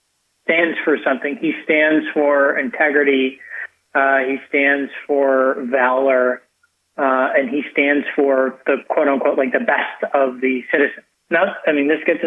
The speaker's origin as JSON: {"language": "English", "country": "United States", "also_born_or_lived": "Sydney / Paris / Buenos Aires / London", "said": "I am an American through and through. I've lived all around the world"}